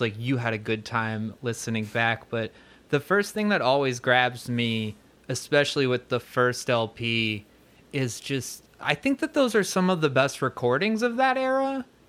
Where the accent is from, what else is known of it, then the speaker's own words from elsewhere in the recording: Neshanic Station, New Jersey, United States; it's Somerset County, little town called Neshannock